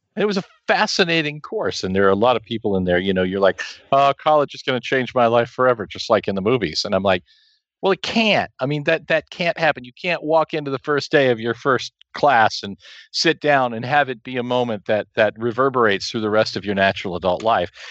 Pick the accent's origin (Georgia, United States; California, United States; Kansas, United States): Kansas, United States; also born or lived in Hays, Kansas; I come from a small town in the middle of nowhere in the middle of Kansas